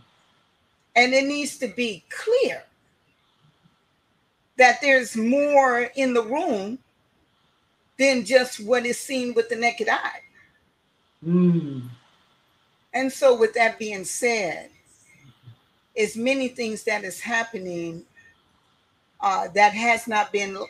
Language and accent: English; Oakland, California, United States; now in Seattle, United States; I'm originally from Oakland, California